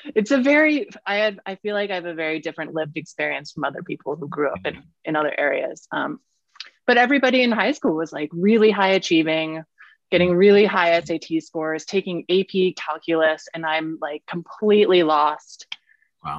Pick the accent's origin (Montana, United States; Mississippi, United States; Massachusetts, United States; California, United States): California, United States; San Francisco; moved away as an adult; also born or lived in Brooklyn; now in Denver, United States; born and raised in San Francisco